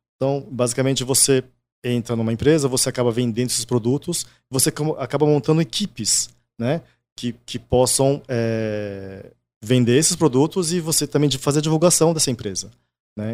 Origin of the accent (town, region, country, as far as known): Brazil; born or raised there; first language Japanese; Portuguese is a second language